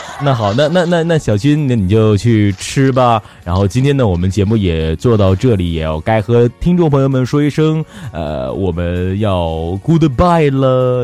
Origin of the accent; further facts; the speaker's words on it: Northeast China, China; also born or lived in Hangzhou; 我们东北现在这个温度应该就是我在杭州那时候初冬的温度